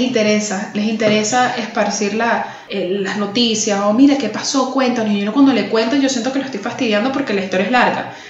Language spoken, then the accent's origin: Spanish; Caracas, Capital District, Venezuela; now in Miami, United States; Soy de Caracas, Venezuela, muy importante, porque el orgullo de la región siempre por delante. Soy caraqueña y vivo en la ciudad de Miami